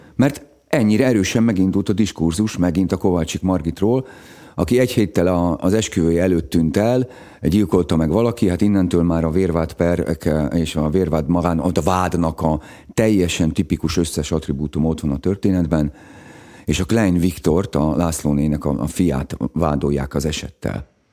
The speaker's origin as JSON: {"language": "Hungarian", "town": "Szegvár", "region": "Csongrád-Csanád", "country": "Hungary", "tie": "born or raised there", "also_born_or_lived": "Békéscsaba / Szeged", "moved": "yes", "said": "én Szegváron nőttem föl"}